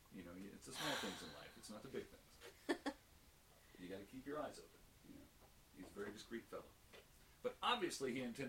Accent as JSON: {"language": "English", "region": "Georgia", "country": "United States", "said": "I thought being from Georgia that I'd be up to speed for Mediterranean sun exposure."}